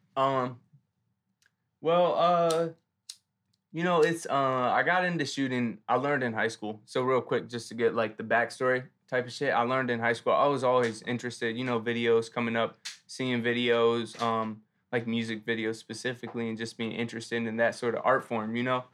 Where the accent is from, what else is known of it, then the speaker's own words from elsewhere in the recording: Philadelphia, Pennsylvania, United States; I grew up in Germantown, born and raised Philly